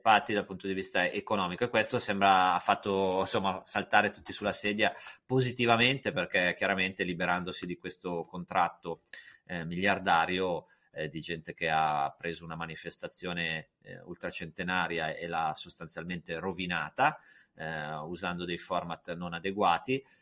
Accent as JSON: {"language": "Italian", "area": "Lake Maggiore", "region": "Piedmont", "country": "Italy", "tie": "born or raised there", "said": "io sono piemontese e ho, insomma, sono anche se poi vivevo in un posto dove ci sentiamo forse più lombardi sul lago Maggiore"}